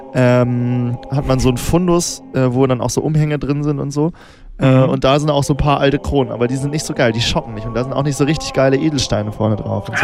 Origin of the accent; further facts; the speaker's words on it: Northern Germany, Germany; ich komme ja aus Norddeutschland